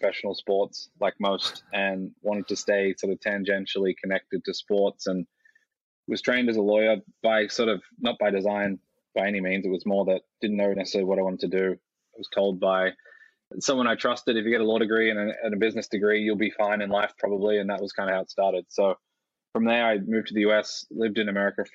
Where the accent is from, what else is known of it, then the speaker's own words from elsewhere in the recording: Australia; moved away; also born or lived in United States / Cayman Islands / Munich, Germany; I grew up in Australia and lived in the US for a while.